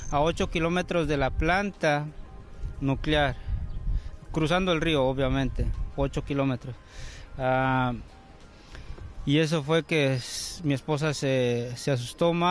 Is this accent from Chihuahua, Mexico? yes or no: yes; Cuauhtémoc, Chihuahua, Mexico; born there; Nací en Cuauhtémoc, Chihuahua.